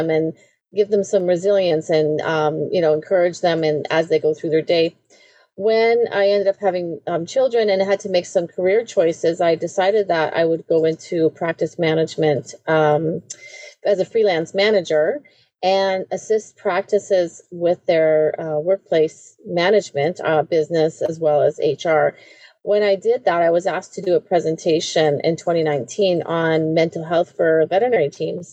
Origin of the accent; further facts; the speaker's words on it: Southern Ontario, Canada; moved away as an adult; also born or lived in the prairies / United Kingdom; now in Winnipeg, Canada; I was raised in Southern Ontario